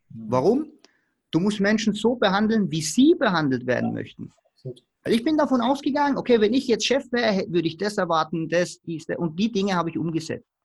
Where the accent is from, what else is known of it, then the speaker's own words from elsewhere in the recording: Baden-Württemberg, Germany; Äh, ich komme hier aus dem Stuttgarter Raum und ich wollte unbedingt beim Porsche arbeiten.